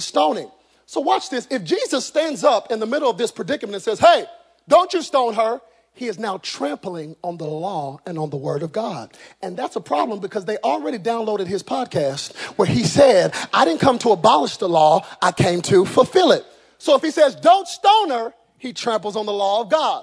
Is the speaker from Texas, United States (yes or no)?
yes; Texas, United States; I'm from Texas